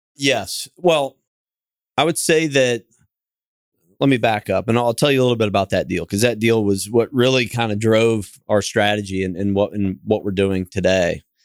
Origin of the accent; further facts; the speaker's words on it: Kansas City, Missouri, United States; moved away; also born or lived in Fort Lauderdale, Florida; I'm from Kansas City, and, uh, originally went to school at University of Missouri and, and moved back to Kansas City.